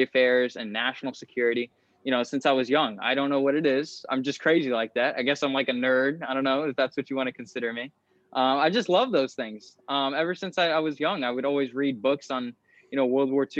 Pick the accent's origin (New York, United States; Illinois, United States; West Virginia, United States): New York, United States; now in Florida, United States; I was born in New York, and I live in Florida now in the United States